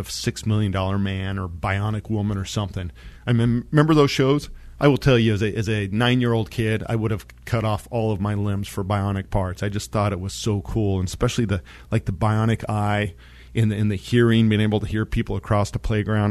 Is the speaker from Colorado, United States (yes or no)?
yes; San Luis Valley, southern Colorado, United States; I grew up in the San Luis Valley, which is a high mountain valley down in southern Colorado